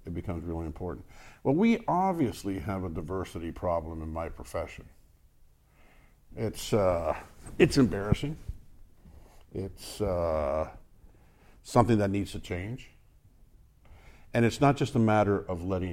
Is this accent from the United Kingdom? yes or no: no; United States; I'm Hispanic American